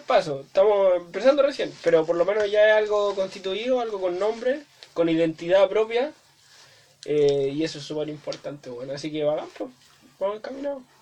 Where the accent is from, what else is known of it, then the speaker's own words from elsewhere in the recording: Viña del Mar, Valparaíso, Chile; also born or lived in Santiago; vivía en Santiago, eh, porque nací en Santiago, los primeros cuatro años. Y no tengo mucho recuerdo de eso. Eh, me mudé a Viña